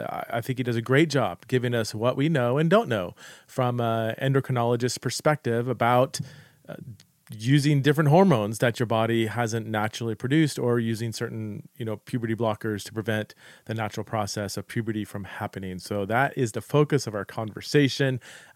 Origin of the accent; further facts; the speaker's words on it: United States; accent: American; my accent and my Americanisms.